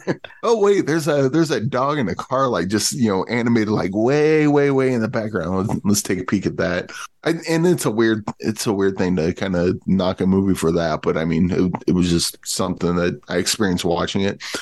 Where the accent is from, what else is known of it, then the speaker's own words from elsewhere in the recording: Midwest, United States; I, I grew up in the Midwest.